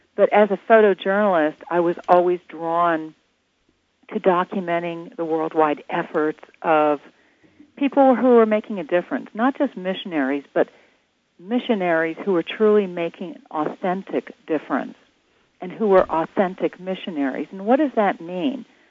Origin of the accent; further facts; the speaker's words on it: Atlanta, Georgia, United States; I'm from Atlanta